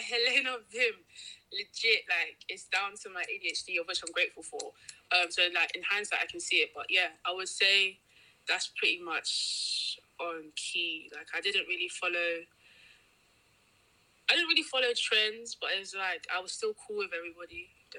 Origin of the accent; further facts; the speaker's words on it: Nigeria; Like, growing up, because obviously we're Nigerian, right?